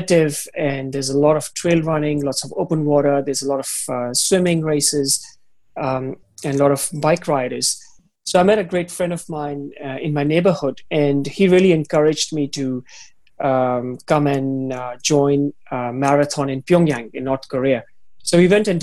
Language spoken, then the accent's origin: English; Himachal Pradesh, India; moved away as an adult; also born or lived in Beijing, China; now in Hong Kong; I go to my hometown, my province up in the hills in Himachal.